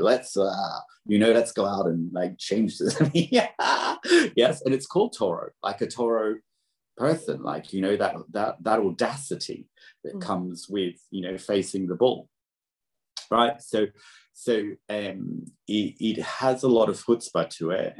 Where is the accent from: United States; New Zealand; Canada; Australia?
Australia; moved away; also born or lived in Britain; I'm Australian